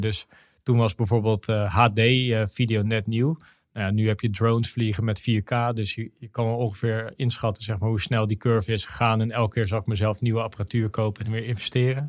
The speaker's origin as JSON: {"language": "Dutch", "town": "Noordwijk", "region": "South Holland", "country": "Netherlands", "tie": "born or raised there", "also_born_or_lived": "Aruba", "said": "ik ben opgegroeid in Noordwijk aan, aan zee. En ehm, daar ben, heb ik gewoond totdat ik acht was. Toen heb ik drie jaar naar Aruba gewoond."}